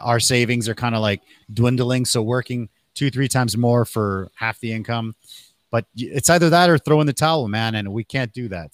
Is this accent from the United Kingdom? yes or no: no; Canada; also born or lived in Mexico (family); now in Taiwan; I was born in Canada, but my family is from Mexico